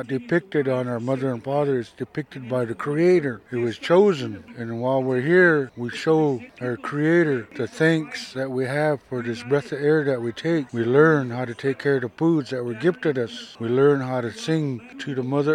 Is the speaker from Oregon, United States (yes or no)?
yes; Celilo, Oregon, United States; Growing up in Celilo